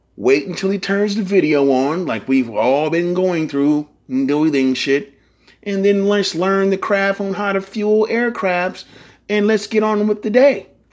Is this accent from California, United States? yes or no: yes; San Francisco, California, United States; I'm from San Francisco. We say blood and cuz in the Bay Area